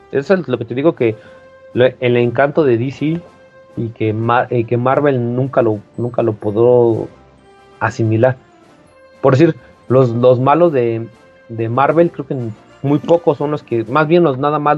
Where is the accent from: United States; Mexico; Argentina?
Mexico; Que yo, que, que tú lo ves plausible en un México actual, ¿no? Por si nosotros somos de México, ¿no? Y, o de Latinoamérica.